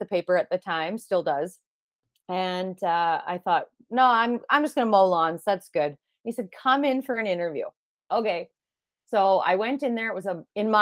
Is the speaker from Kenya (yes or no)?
no; North Battleford, Saskatchewan, Canada; moved away as an adult; now in Lloydminster, Canada; I was born in Lloyd and lived here until the second grade. And then my mom and I moved to North Battleford. I graduated from there.